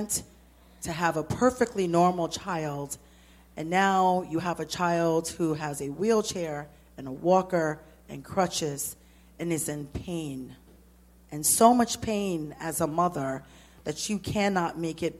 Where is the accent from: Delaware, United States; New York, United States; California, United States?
New York, United States; New York City; I'm from Brooklyn